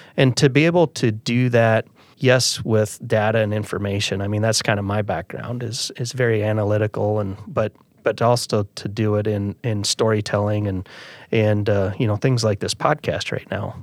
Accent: Calhoun County, Iowa, United States; I grew up in Calhoun County, and I'm a fifth generation family farmer

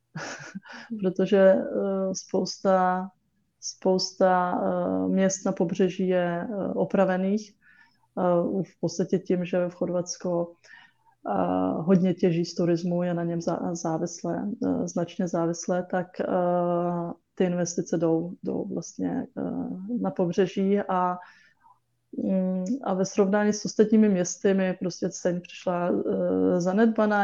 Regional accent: Czechia; Czech is a second language; my jsme se teda naučili česky, chodili jsme do školy do Čech

